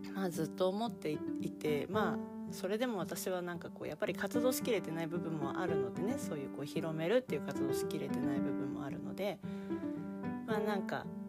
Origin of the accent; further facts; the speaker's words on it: Japan; 私は割と日本人に生まれてきたことを割とこうなんていうかな誇りを感じている生き物だったんだな